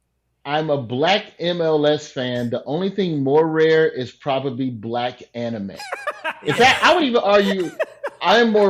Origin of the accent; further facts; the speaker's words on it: Alabama, United States; I'm a boy from Alabama.